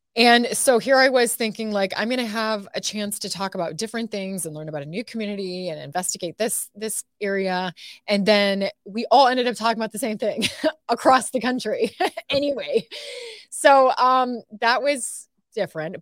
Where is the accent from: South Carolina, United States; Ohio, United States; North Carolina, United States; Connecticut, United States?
Ohio, United States; Toledo; moved away as an adult; now in Texas, United States; I grew up watching this station, J, t, W T O L eleven in my hometown.